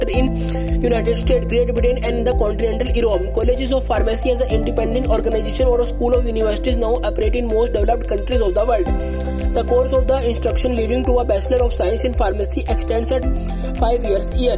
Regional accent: India; I am from India

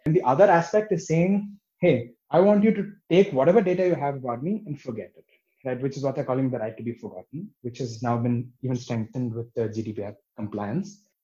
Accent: Bangalore, Karnataka, India; moved away as an adult; now in Berlin, Germany; I grew up in Bangalore

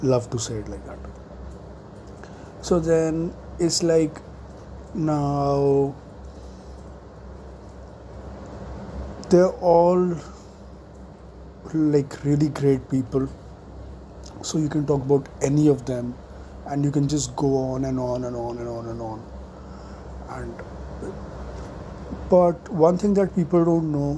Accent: New Delhi, Delhi, India; I grew up in South Delhi

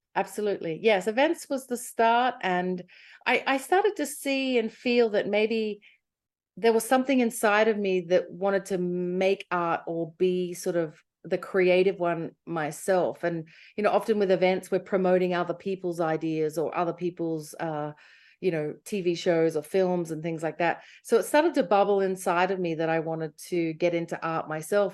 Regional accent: Australia; moved away as an adult; also born or lived in London / America; I'm Australian

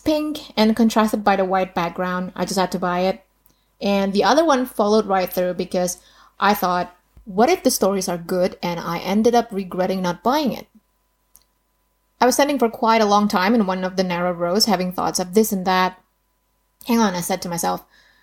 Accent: Indonesia; English is a second language; Being Indonesian, obviously English wasn't my first language

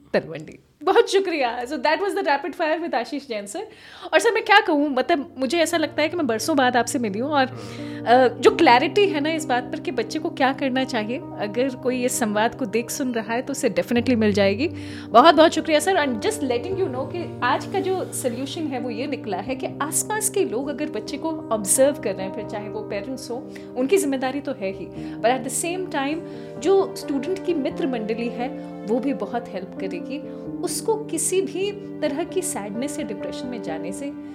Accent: Kota, Rajasthan, India

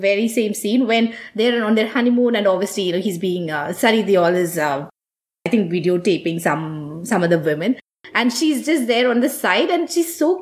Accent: India; now in United States; as Indian women

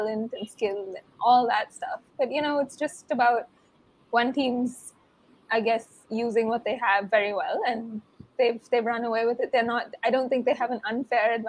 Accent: India; we're Indian

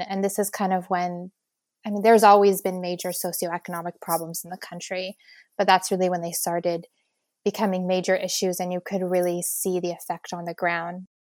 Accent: Lebanon

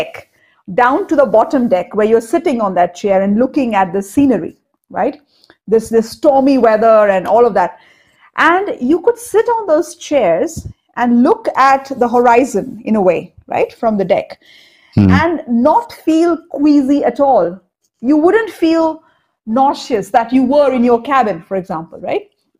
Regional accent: Cuttack, Odisha, India; born there; And I was born in Cuttack in Odisha. And near Cuttack, we have something called the Talcher mines

